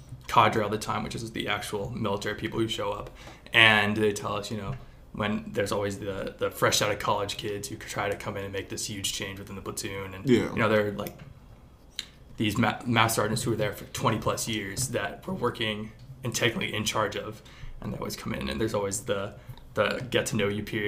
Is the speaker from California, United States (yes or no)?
no; Culver, Indiana, United States; I'm from Culver, Indiana, this really small town